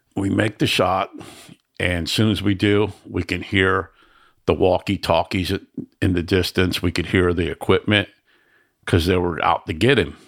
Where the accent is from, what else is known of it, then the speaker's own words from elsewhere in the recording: Miami, Florida, United States; I grew up in the ghetto in Miami